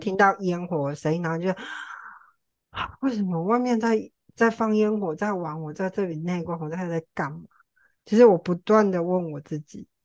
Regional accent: Tainan, Taiwan; also born or lived in Taipei; 我之前在台北工作，然后我从台北搬回台南

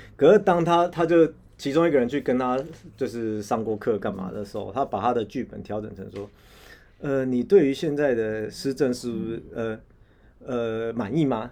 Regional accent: Taiwan; 我们台湾人一般人最常感同身受

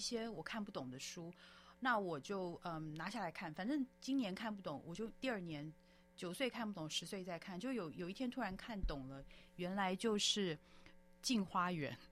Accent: Taiwan; moved away as an adult; also born or lived in United Kingdom / Canada / United States / Hong Kong; 我也是台湾长大，小孩，然后，嗯，在台湾眷村长大，然后之后呢，大学之后就到国外去，呃，居住跟这个，呃，在英国还有加拿大、美国、香港都居住了比较多年了，香港基本上是我第二个家，然后在，嗯，两年前疫情最严重的时候又回到了台湾

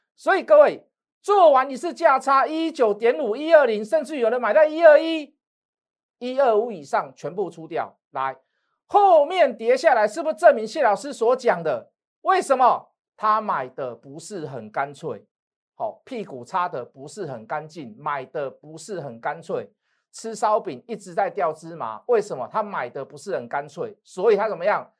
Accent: Taiwan; 以我是台湾的那一讲

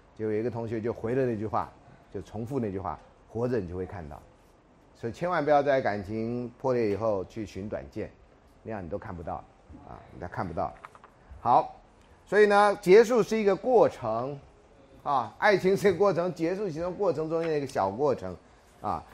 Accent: Taiwan; 如果我们台湾人的结婚都真的避开了三六九

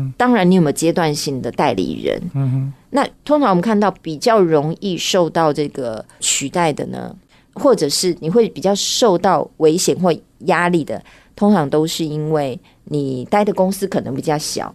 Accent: Miaoli County, Taiwan; moved away as an adult; now in Taipei, Taiwan; 我其实也不是台北人，我是嗯。苗栗人

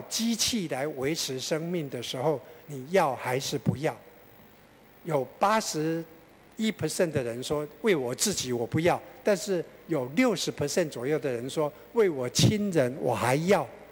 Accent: Taiwan; 我们台湾人

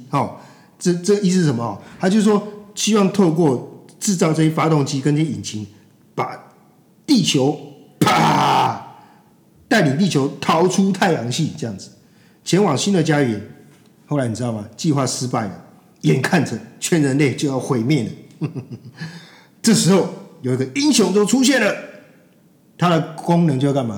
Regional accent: Taiwan; 我们这一代台湾的这个三四十岁的中年人

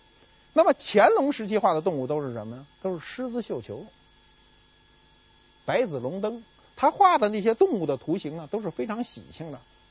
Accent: North China, China; 我是北方人，没见过南方有有这么一种工具。

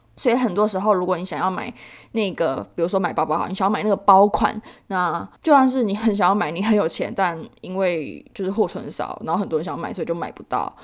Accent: Taiwan; 我们台湾人

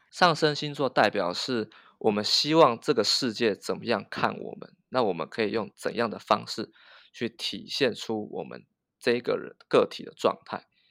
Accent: Taiwan; 在台湾很多人都有这样子的经验

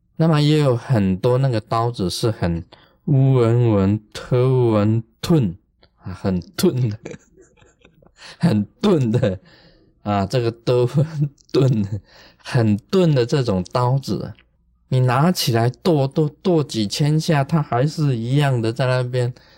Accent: Taiwan; 我们台湾话有讲一句话

